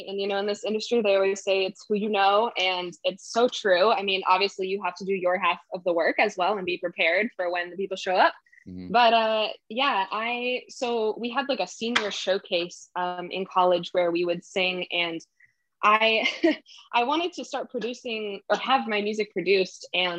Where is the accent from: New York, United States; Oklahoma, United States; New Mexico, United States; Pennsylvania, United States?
New Mexico, United States; Santa Fe; moved away as an adult; now in Los Angeles, United States; And then when I was 18, I moved to music school in LA. So I moved from Santa Fe, New Mexico, and moved to LA, and I went to AMDA.